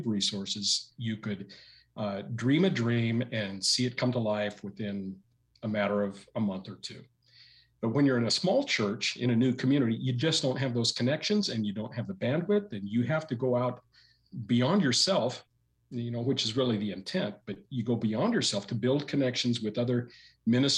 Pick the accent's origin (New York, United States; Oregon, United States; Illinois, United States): Oregon, United States; Portland; moved away as an adult; also born or lived in Salem, Oregon; now in Caldwell, United States; my hometown of Portland